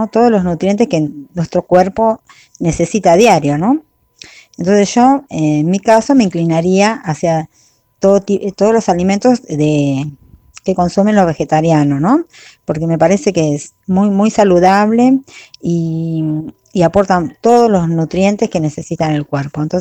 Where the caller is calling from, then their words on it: Claypole, Buenos Aires Province, Argentina; de Claypole y bueno, eh, quiero participar de la consigna de esta semana